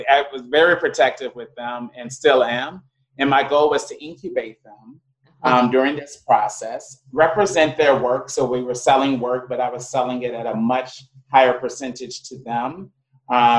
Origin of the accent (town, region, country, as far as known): United States; moved away; also born or lived in Ghana